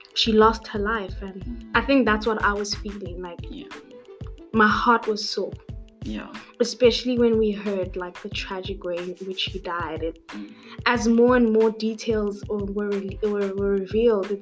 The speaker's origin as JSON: {"language": "English", "town": "Pretoria", "region": "Gauteng", "country": "South Africa", "said": "I'm 21. I'm from Pretoria."}